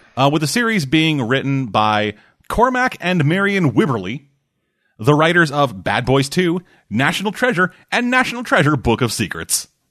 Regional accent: Canada; I'm Canadian

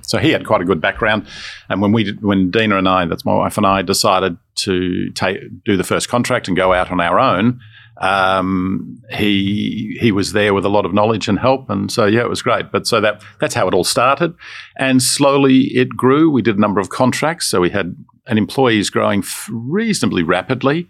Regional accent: Melbourne, Victoria, Australia; also born or lived in Sydney; I was born in Sydney and Uh, we moved to Melbourne when I was d, literally just becoming a teenager.

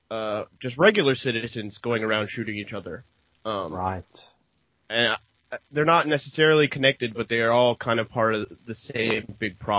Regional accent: Oregon, United States; here in my home state of uh, Oregon

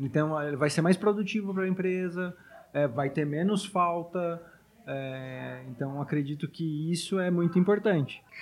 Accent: Taubaté, São Paulo, Brazil; now in São Paulo, Brazil; na minha cidade, graças a Deus, existe uma pista pública, onde eu sou natural de Taubaté

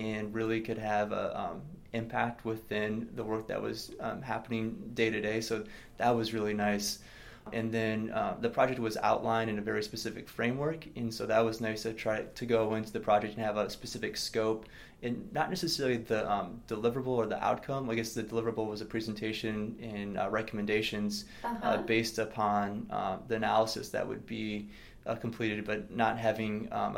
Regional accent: Minneapolis, Minnesota, United States; moved away as an adult; also born or lived in Seattle; I grew up in the Minneapolis area

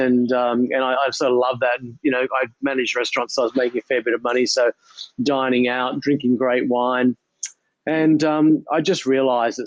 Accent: Sydney, New South Wales, Australia; I grew up in Ballface Point, actually, in the southern suburbs of Sydney

